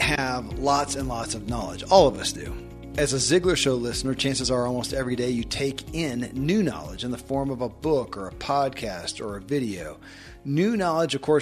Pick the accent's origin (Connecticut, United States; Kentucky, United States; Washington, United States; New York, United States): Kentucky, United States; I grew up in Kentucky